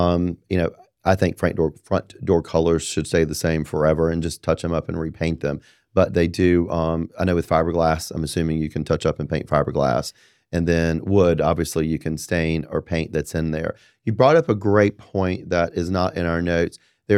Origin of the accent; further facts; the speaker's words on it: Apex, North Carolina, United States; You know, I'm from Apex. That's what we do.